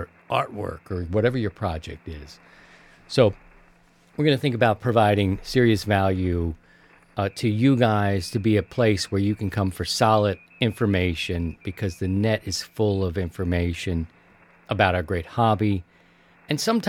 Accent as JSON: {"language": "English", "region": "Maryland", "country": "United States", "tie": "born or raised there", "said": "they're in Maryland, they're from my home state"}